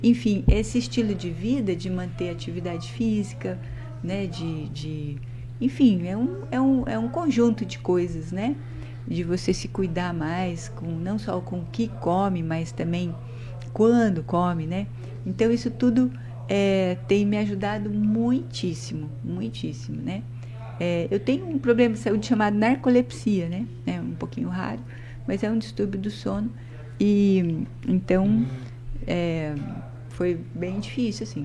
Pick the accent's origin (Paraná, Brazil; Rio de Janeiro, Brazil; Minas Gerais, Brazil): Paraná, Brazil; Maringá; also born or lived in Curitiba / Amazonas; a gente sou daqui de Maringá